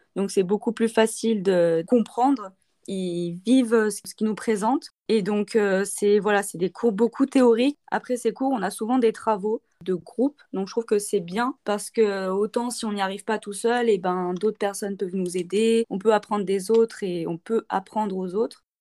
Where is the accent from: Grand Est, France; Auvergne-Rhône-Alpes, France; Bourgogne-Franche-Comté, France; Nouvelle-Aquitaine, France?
Auvergne-Rhône-Alpes, France; Saint-Étienne; moved away as an adult; now in Montpellier, France; Je viens de Saint-Étienne